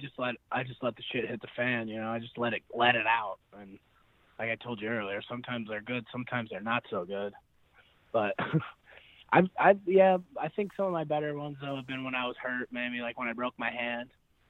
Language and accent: English; United States; I'm really proud that I'm going to be an American